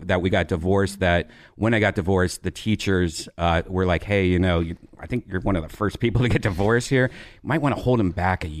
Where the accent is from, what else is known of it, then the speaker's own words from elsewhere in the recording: Columbus, Ohio, United States; Columbus, Ohio.